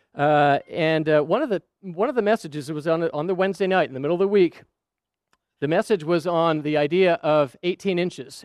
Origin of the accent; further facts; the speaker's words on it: Scottsdale, Arizona, United States; also born or lived in Saudi Arabia; We were growing up in Scottsdale, Arizona.